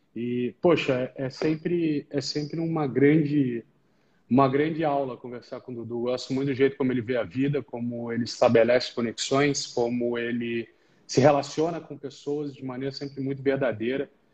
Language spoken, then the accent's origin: Portuguese; Rio de Janeiro, Brazil; moved away as an adult; now in São Paulo, Brazil; sou carioca de nascimento, tenho orgulho, não escondo